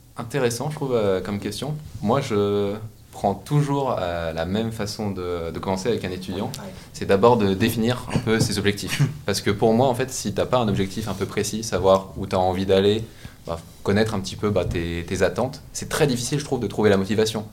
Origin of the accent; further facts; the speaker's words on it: Annecy, Auvergne-Rhône-Alpes, France; Je suis originaire d'Annecy